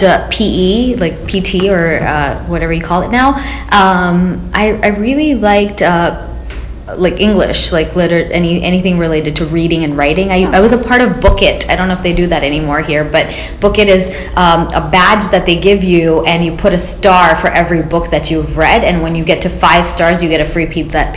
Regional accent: Florida, United States; moved away; we grew up partly in Florida

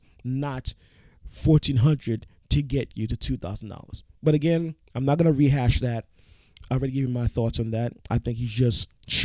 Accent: New York, United States; I'm a New Yorker.

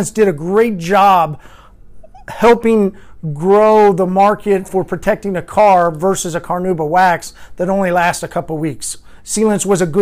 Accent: Oklahoma, United States; accent: Oklahoma drawl; also born or lived in Arkansas; I'm from Oklahoma

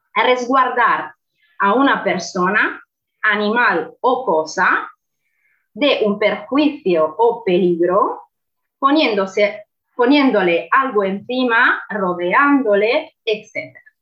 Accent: Italy; Spanish is a second language; moved away; como soy italiana, no soy española

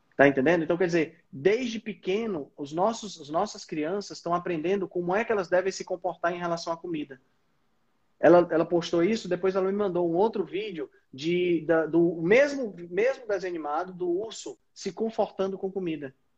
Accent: Northeast Region, Brazil; Mas somos nordestinas

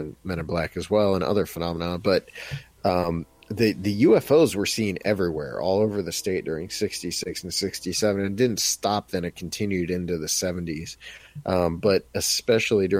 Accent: Bolivar, Ohio, United States; I grew up in Bolivar

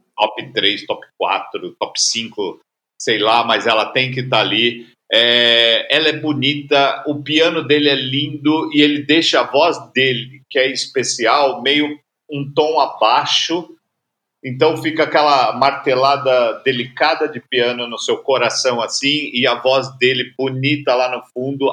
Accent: São Paulo, Brazil; Pra gente que é paulista

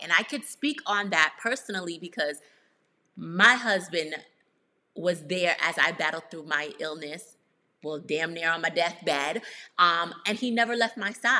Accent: Grenada; from Grenada.

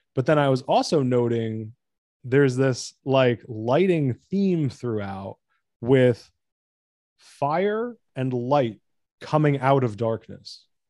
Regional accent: United States; I'm American

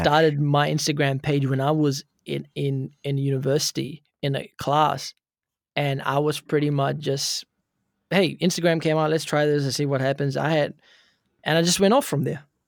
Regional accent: Auckland, New Zealand; I'm pretty much born and brought up in Auckland, New Zealand

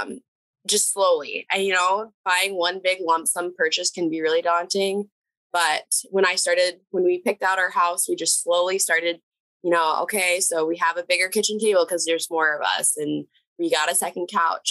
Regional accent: Minnesota, United States; moved away as an adult; now in North Dakota, United States; I'm actually originally from the Minnesota area, but I did do my 4 years here

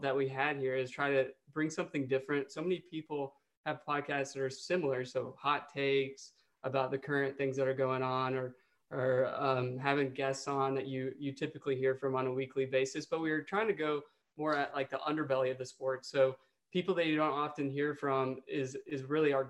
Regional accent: Paducah, Kentucky, United States; now in Nashville, United States; I grew up in Western Kentucky

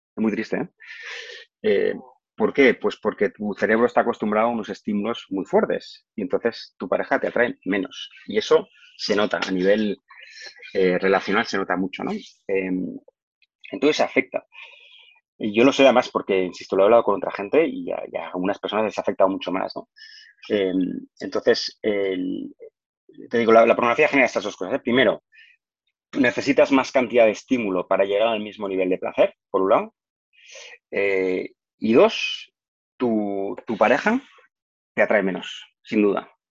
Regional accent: Barcelona, Catalonia, Spain; also born or lived in Madrid; yo soy de Barcelona

